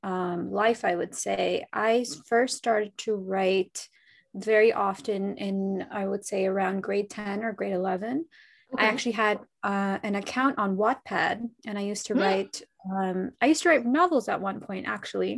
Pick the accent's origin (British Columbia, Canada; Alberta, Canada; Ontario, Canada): Ontario, Canada; Toronto; I'm from Toronto, Canada.